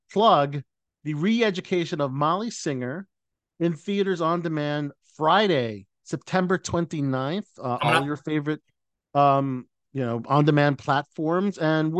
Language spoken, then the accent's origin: English; Philippines; I'm a Filipino actor